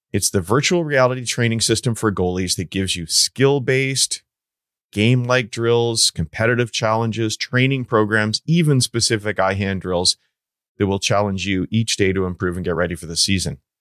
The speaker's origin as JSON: {"language": "English", "country": "Canada", "said": "I'm Canadian"}